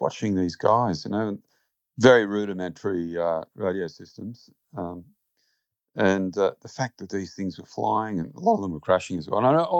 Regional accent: Bankstown, New South Wales, Australia; I grew up in Bankstown, in the flight path of Bankstown Airport

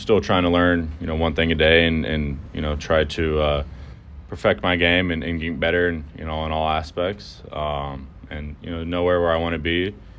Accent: Houston, Texas, United States; I would love to play in Houston, where my hometown is

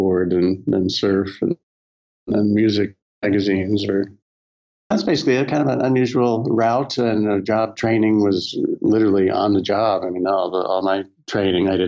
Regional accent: Southern California, United States; spending a lot of time growing up in Southern California and around the surf and skate worlds

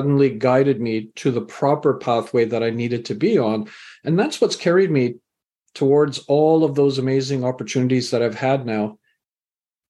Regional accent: Canada; also born or lived in England; I was born in England, raised in Canada.

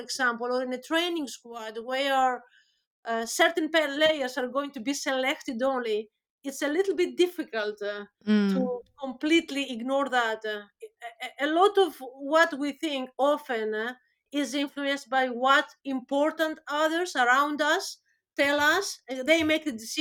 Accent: Greece; moved away as an adult; now in Birmingham, United Kingdom; I'm from Greece originally

